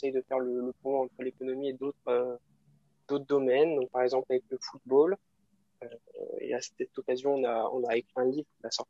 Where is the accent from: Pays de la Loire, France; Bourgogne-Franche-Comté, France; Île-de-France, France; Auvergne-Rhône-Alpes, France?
Pays de la Loire, France; Angers; moved away as an adult; now in Paris, France; j'ai 22 ans. je suis originaire d'Angers, mais là, je, suis à Paris où je fais mes études à l'ESCP.